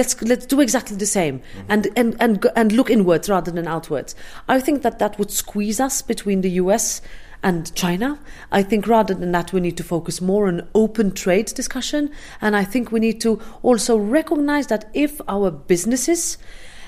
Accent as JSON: {"language": "English", "country": "Malta", "said": "I'm Maltese"}